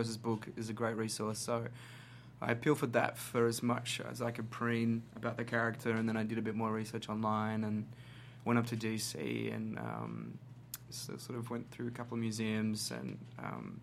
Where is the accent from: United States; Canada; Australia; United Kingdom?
Australia; I was in Sydney, in my home country of Australia